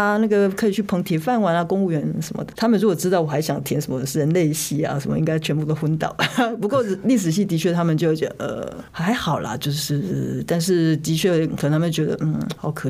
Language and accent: Chinese; Taiwan; 就是在家里我们讲的是台语，我妈妈自己又是客家人，那我去外婆家讲的是听的是客家话，但是。很妙的是，听起来现在很像天方夜谭，但是台湾到现在都是啊，走出家门